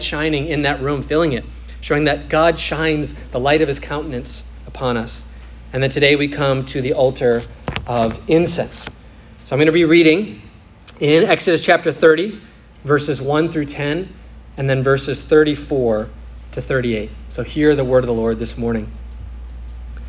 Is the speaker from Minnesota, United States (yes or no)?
yes; Minnesota, United States; Or I'm playing goalie on the soccer field in the summer in Minnesota